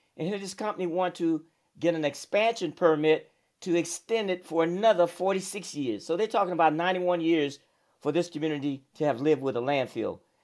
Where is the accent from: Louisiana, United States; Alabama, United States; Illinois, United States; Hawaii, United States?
Alabama, United States; moved away as an adult; also born or lived in Michigan / Houston, Texas; I'm from Alabama